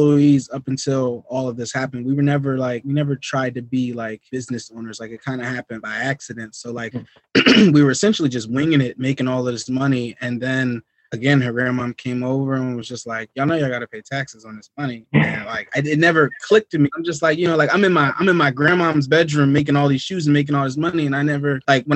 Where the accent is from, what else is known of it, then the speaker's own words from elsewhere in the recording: Willingboro, New Jersey, United States; moved away as an adult; now in Poconos, United States; born and raised in South Jersey, Willingboro, New Jersey, born, raised in Burlington, New Jersey